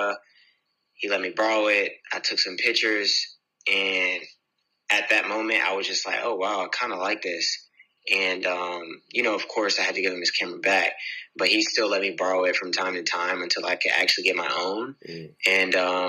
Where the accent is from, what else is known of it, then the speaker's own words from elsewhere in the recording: Virginia Beach, Virginia, United States; also born or lived in Jacksonville, Florida / Woodbridge, Virginia; When I was born, I was in Florida. And from there, I went to Virginia Beach, and that's where I was raised.